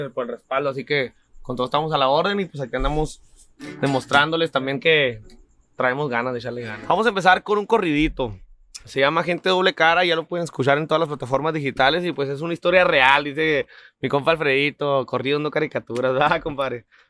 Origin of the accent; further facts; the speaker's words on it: Camargo, Chihuahua, Mexico; also born or lived in Delicias, Chihuahua / Kansas City; now in California, United States; nací en Delicia, Chihuahua, pero me crié en Camargo, Chihuahua totalmente.